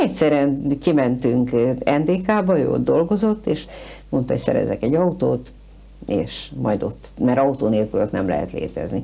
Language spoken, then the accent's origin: Hungarian; Budapest, Hungary; moved away as an adult; én egy pesti vagyok, született pesti